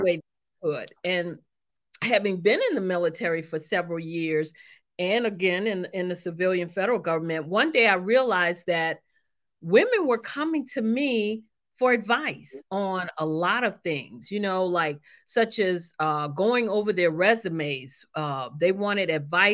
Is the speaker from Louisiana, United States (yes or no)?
yes; New Orleans, Louisiana, United States; moved away; I'm originally from New Orleans, Louisiana